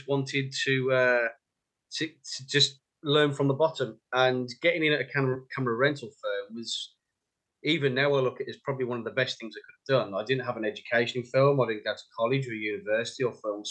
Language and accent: English; West Midlands, United Kingdom; moved away as an adult; now in London, United Kingdom; You can probably tell by the accent, I'm from the West Midlands.